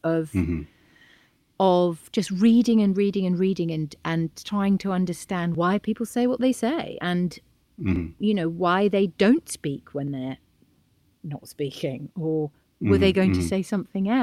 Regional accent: Bath, South West England, United Kingdom; I was born in Bath

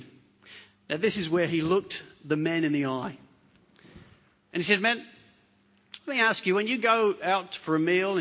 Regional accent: England, United Kingdom; now in Hornsby, Australia; I'm English

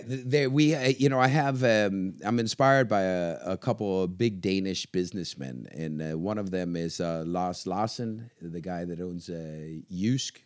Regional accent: Virginia, United States; moved away as an adult; now in Denmark; I'm American, uh, born in Virginia uh, and uh, have uh, yeah lived there all my life

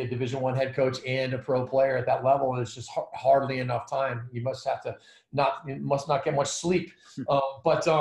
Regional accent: Providence, Rhode Island, United States; I grew up in Providence, Rhode Island

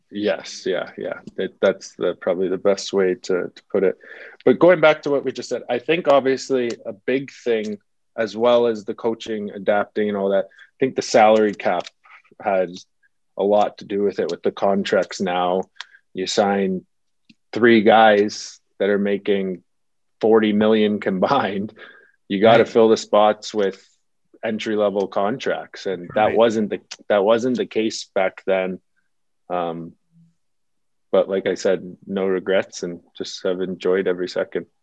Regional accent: Toronto, Ontario, Canada; also born or lived in California; that's obviously basically my hometown.

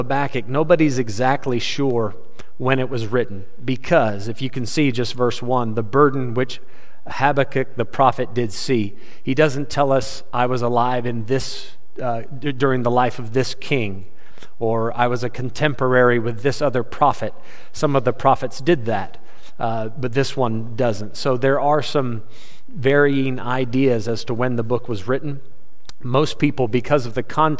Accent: United States; I'm an American

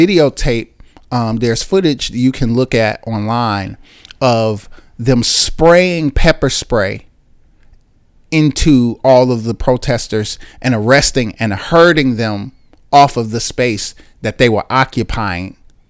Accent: Chicago, Illinois, United States; born there; I was introduced to God by way of Christianity because I was born in Chicago in 1984.

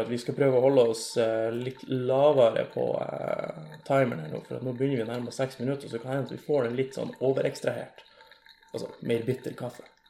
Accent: Lavangen, Troms, Norway; now in Tromsø, Norway; jeg kommer fra ei lita bygd som heter Lavangen

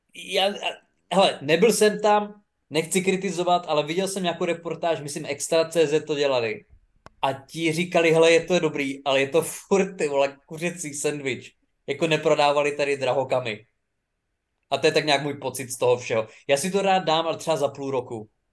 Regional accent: Czechia

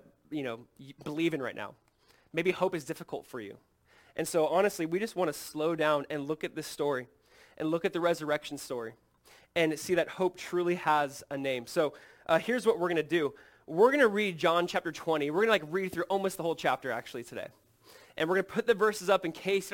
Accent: Southern California, United States; moved away; my wife and I grew up in Southern California

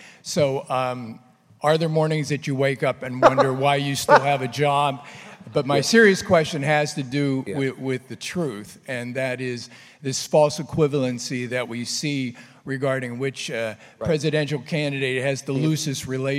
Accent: Pittsburgh, Pennsylvania, United States; accent: Pittsburgh; Excuse my Pittsburgh accent.

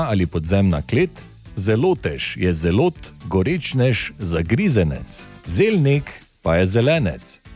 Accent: Maribor, Drava, Slovenia; iz Maribora, moj narečni stavek je pa sledeči

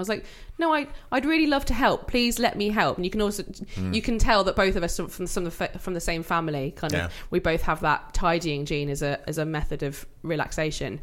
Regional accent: Wales, United Kingdom; we are Welsh

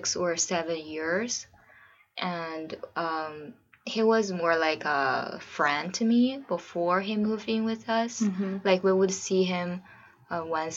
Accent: China; also born or lived in San Francisco, United States; now in Portland, United States; I'm from China originally. I'm living in Portland right now with my husband.

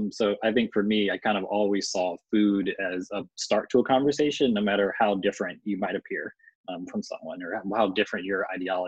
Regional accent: Central Florida, United States; now in Pacific Northwest, United States; growing up in Florida

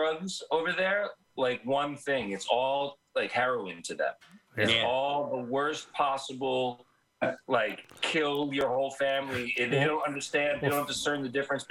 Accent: New Jersey, United States; I'm from Jersey

